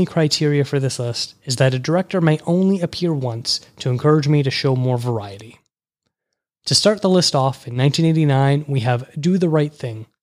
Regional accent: just outside Toronto, Ontario, Canada; I was born just outside Toronto, Canada

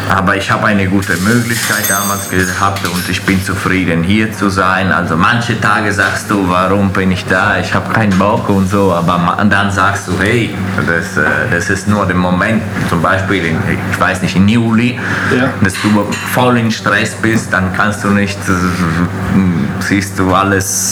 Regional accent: Veneto, Italy; German is a second language; also born or lived in Fürth, Germany; now in Schwabach, Germany; als ich, ich, ich, in die Schule angefangen habe, äh, war ich immer in Italien

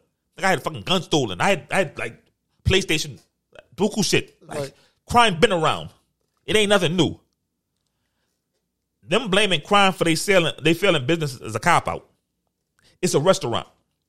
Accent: New Orleans, Louisiana, United States; But I'm going to give you the American flag because I am American. {S1} Yeah. {S0} Per se, I'm New Orleans.

